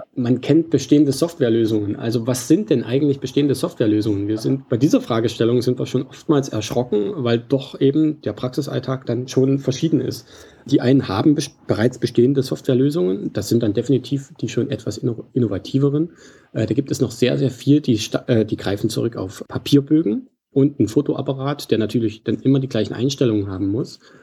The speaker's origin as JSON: {"language": "German", "region": "Central Germany", "country": "Germany", "also_born_or_lived": "Leipzig, Saxony", "said": "Ursprünglich auch äh, stamme ich aus, aus der Region, nicht direkt Leipzig, aber Mitteldeutschland."}